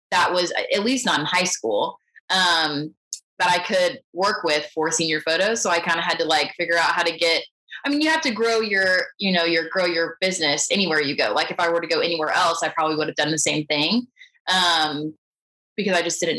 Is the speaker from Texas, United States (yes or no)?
yes; Houston, Texas, United States; born there; also born or lived in San Antonio; Um, and I was born in Houston, and when I went to, I guess, no, when I was in college, we moved around a lot.